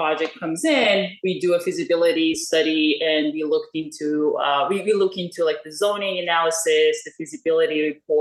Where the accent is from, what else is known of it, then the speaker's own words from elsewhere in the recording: Iran; moved away as an adult; now in United States; I'm originally from Iran. And after moving to US